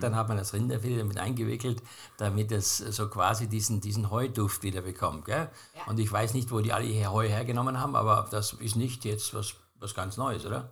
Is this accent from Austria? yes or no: yes; Austria; bei uns in Österreich